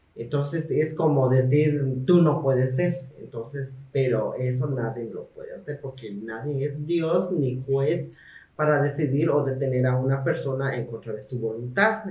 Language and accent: Spanish; Mexico; como ciudadanas mexicanas que somos